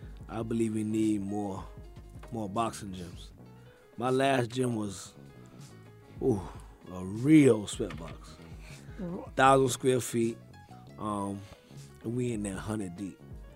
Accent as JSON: {"language": "English", "town": "Charleston", "region": "South Carolina", "country": "United States", "tie": "born or raised there", "also_born_or_lived": "Queens, New York", "said": "I grew up in South Carolina, Charleston."}